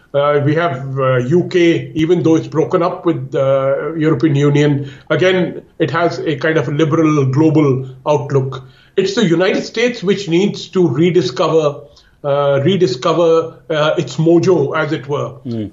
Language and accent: English; India; I'm talking as an Indian. Uh, I live here uh, in India